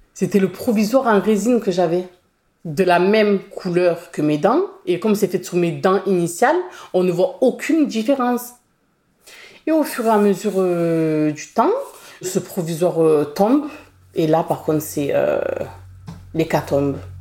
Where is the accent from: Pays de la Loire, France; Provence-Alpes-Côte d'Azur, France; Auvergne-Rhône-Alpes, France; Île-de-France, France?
Provence-Alpes-Côte d'Azur, France; Marseille; J'ai grandi euh, à La Savine. C'est un quartier populaire euh, du 15e arrondissement.